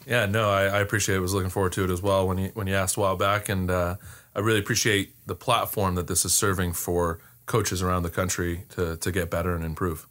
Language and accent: English; Temple City, California, United States; I grew up in Temple City, uh, California